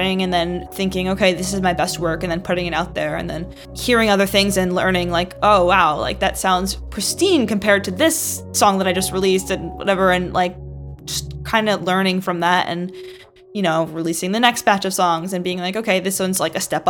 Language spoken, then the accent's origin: English; New Jersey, United States; also born or lived in England; now in New York, United States; I am from New Jersey initially, but I moved to New York in 2010 and I've been there since